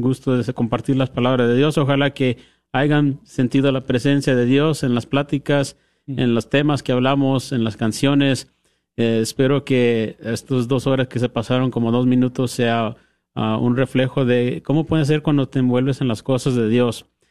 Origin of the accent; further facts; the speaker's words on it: Andrews, Texas, United States; soy de Andrews, el oeste de Texas